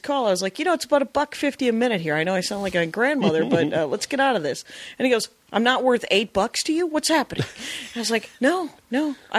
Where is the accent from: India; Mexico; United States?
United States; South Milwaukee, Wisconsin; Because I'm from South Milwaukee